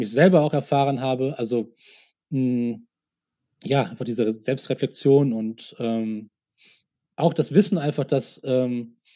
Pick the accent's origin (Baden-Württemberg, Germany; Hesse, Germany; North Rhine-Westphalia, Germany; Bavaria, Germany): Bavaria, Germany; Munich; so, ja, wo kommst du denn her? Und ich so, ja, aus München.